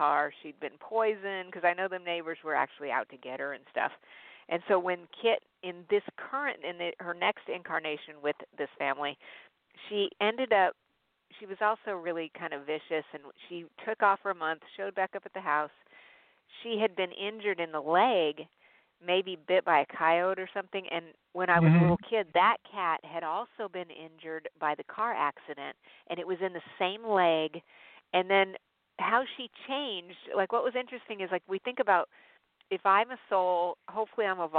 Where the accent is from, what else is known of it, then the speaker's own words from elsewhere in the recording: Albuquerque, New Mexico, United States; I grew up in Albuquerque, New Mexico